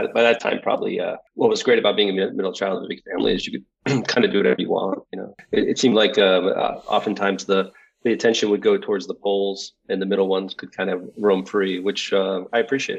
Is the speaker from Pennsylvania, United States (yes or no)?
yes; Philadelphia, Pennsylvania, United States; born there; also born or lived in Houston / Westbrook / Southern California; I was born in Philadelphia, lived in Houston, Texas for 6 years, lived in Westbrook, Maine for 7 years, moved to Southern California when I was just getting into high school.